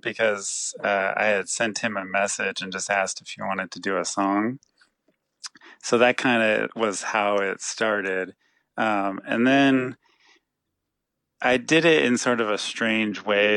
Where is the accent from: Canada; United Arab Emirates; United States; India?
United States; San Jose, California; we're both from San Jose